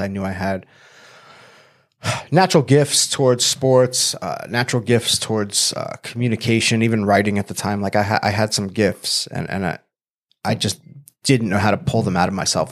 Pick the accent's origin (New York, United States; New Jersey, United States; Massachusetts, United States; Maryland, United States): New York, United States; Long Island; now in San Diego, United States; I grew up in Long Island, New York